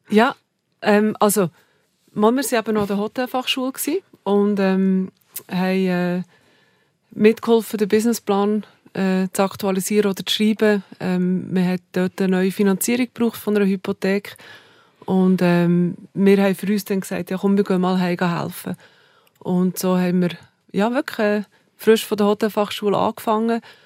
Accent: Saanenmöser, Bern, Switzerland; accent: Bernese German, mixed with Aargau; Also ich bin in Saanemöser aufgewachsen.

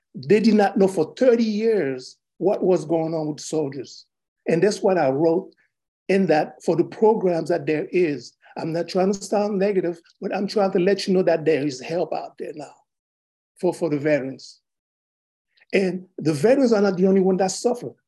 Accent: Haiti; now in United States; Originally, I was born in Haiti

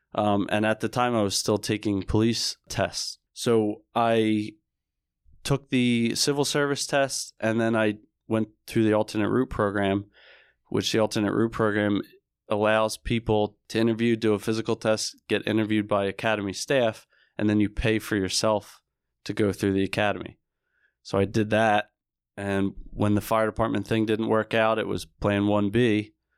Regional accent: Barrington, New Jersey, United States; I grew up in Barrington, New Jersey, which is a small town, more specifically in Camden County.

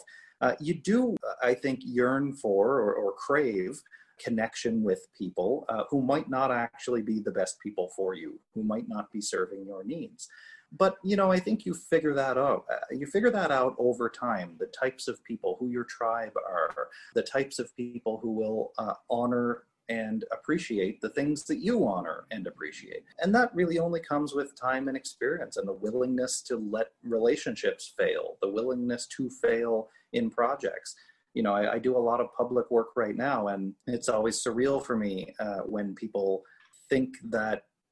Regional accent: Cape Breton, Nova Scotia, Canada; I grew up in Cape Breton, Nova Scotia, small town kind of mentality

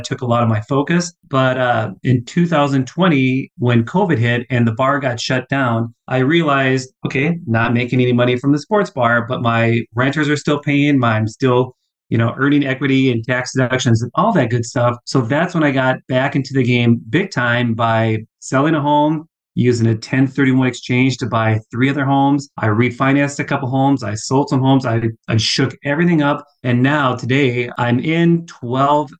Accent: Minnesota, United States; accent: long O's; now in Dallas, United States; Live here in Dallas. I'm from Minnesota. So if you hear the long O's, blame it on the great white north

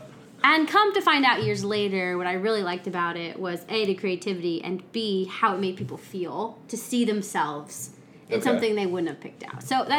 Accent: Illinois, United States; moved away as an adult; also born or lived in St. Louis / Oklahoma; I grew up in Illinois.

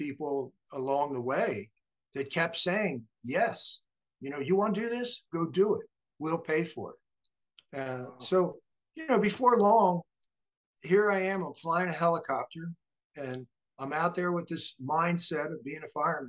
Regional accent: Delaware, United States; also born or lived in New Jersey / Baltimore, Maryland; I grew up in Delaware, although I was actually born in New Jersey

